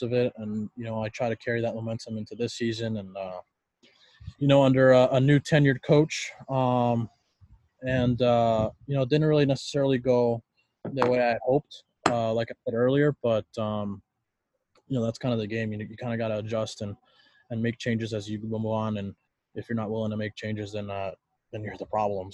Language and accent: English; California, United States; moved away as an adult; growing up a Cali kid, didn't really have a whole lot of ice